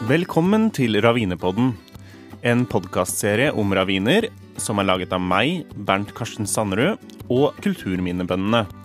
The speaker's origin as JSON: {"language": "Norwegian", "town": "Vormsund", "region": "Akershus", "country": "Norway", "tie": "born or raised there", "moved": "as an adult", "lives_now": "Stockholm, Sweden", "said": "hjemstedet mitt i Vormsund i Nes kommune"}